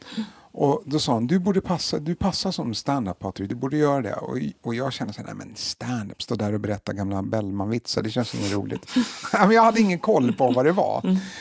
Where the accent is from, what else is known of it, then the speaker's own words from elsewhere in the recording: Stockholm, Stockholm County, Sweden; jag är uppvuxen i Hagsätra och gick i Rågsvedsskolan.